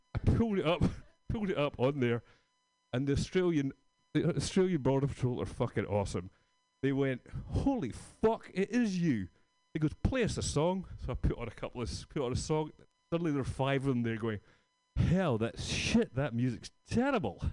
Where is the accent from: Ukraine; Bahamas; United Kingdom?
United Kingdom; Scotland; moved away; I'm from Scotland